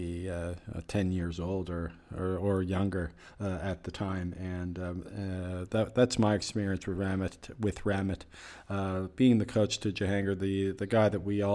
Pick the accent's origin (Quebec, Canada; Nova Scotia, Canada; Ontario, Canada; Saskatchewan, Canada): Nova Scotia, Canada; Halifax; my hometown of Halifax